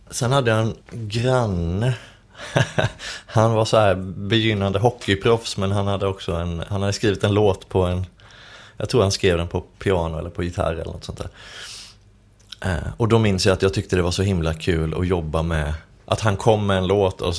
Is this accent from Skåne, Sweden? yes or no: yes; Skåne, Sweden; det var när jag bodde i Skåne, där jag är född.